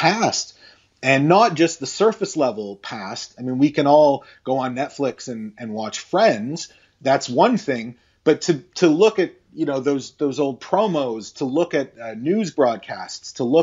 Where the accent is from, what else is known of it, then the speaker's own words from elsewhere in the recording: Toronto, Ontario, Canada; a kid growing up in Toronto in the 80s